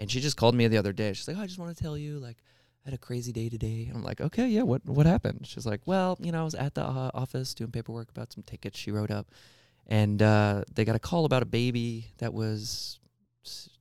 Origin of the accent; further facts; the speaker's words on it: Long Island, New York, United States; I was born on Long Island in New York